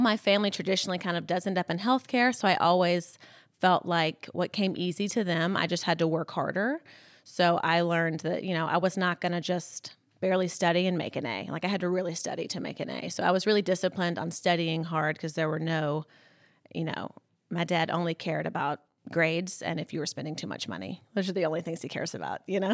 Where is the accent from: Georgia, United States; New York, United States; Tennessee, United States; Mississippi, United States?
Mississippi, United States; Columbus; moved away as an adult; also born or lived in Birmingham, Alabama / Los Angeles; I grew up in Columbus, Mississippi, so it's, like, northeast Mississippi